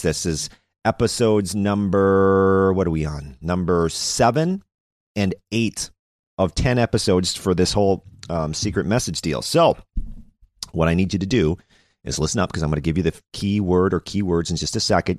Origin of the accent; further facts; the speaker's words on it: Delavan, Minnesota, United States; now in Madison, United States; I remember my hometown. I lived in a small town in in southern Minnesota. It's called Delavan, Minnesota